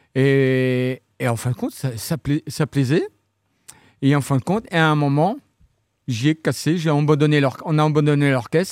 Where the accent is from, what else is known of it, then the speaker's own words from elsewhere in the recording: Saint-Martin-de-Landelles, Normandy, France; also born or lived in Saint-Hilaire-du-Harcouët / Vire; Je suis originaire de Saint-Martin-de-Landelle